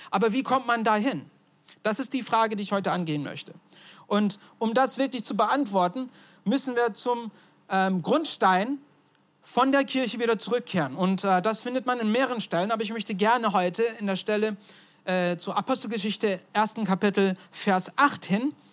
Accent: Turkey; Mein Vater ist Amerikaner, meine Mutter ist Deutsche, ich bin in der Türkei aufgewachsen, also ganz durcheinander.

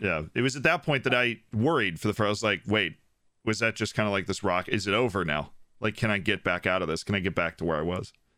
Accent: Florida, United States; I'm from Florida

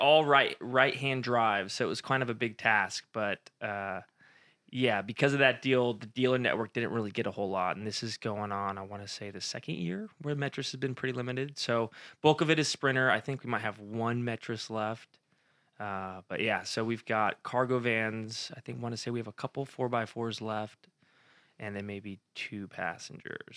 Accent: Modesto, California, United States; also born or lived in Fresno, California; born and raised in Modesto, California

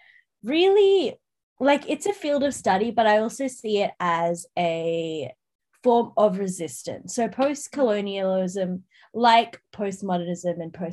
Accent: Ireland; But I'm Irish, Jess.

